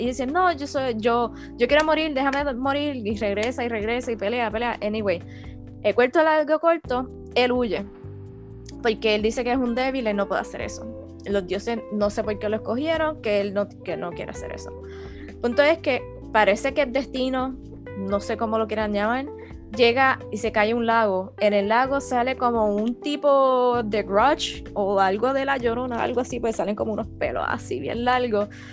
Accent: Puerto Rico; nosotros somos puertorriqueños

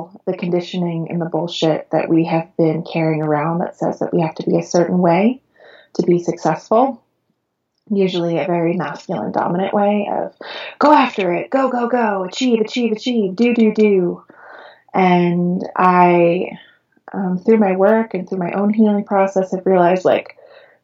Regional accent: Long Island, New York, United States; moved away as an adult; now in California, United States; I was born and raised in Long Island, New York

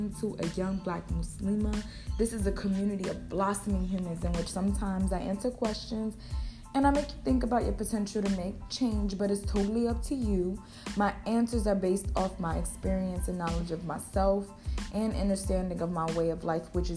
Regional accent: United States; I'm from America

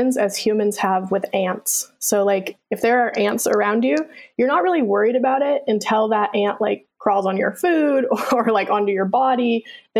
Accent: Anchorage, Alaska, United States; I was born in Anchorage and grew up in East Anchorage

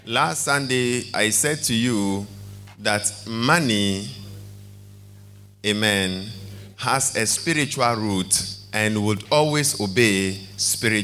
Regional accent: Ghana

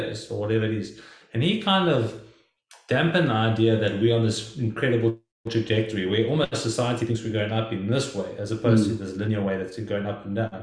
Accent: South Africa; now in United States; us growing up in South Africa and now me living in the United States

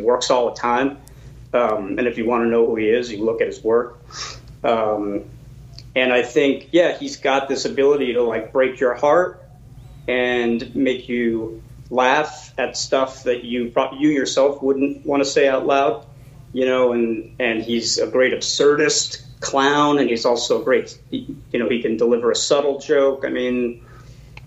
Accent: New York City, New York, United States; also born or lived in Brooklyn, New York; I'm from New York

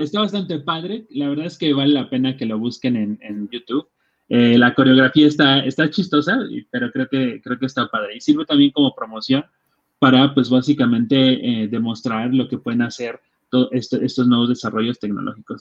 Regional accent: Atlacomulco, State of Mexico, Mexico; yo soy de Atlacomulco, un, pueblo en el Estado de México

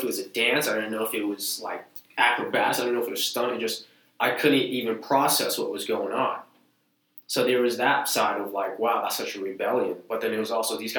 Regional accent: Lynn, Massachusetts, United States; also born or lived in Malden, Massachusetts; I was born in Malden, but I was raised in Lynn

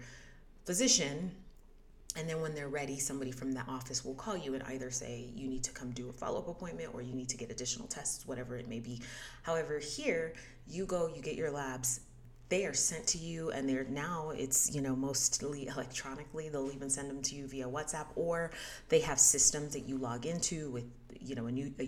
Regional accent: United States; moved away as an adult; where did you grow up? And I said, the US

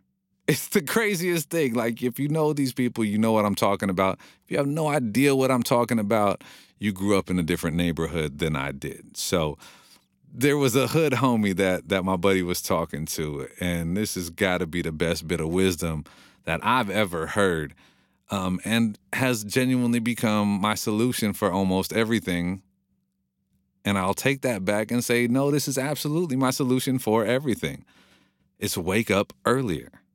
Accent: Monrovia, California, United States; I grew up in Monrovia, which is a very hipsterville, trendy city right now

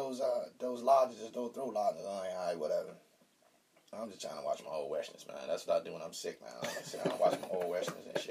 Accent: Chicago, Illinois, United States; I'm from Chicago.

